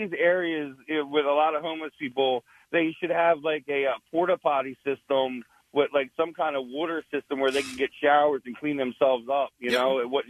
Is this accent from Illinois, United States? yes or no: no; Camden, New Jersey, United States; I'm from the Camden area. I work in Philly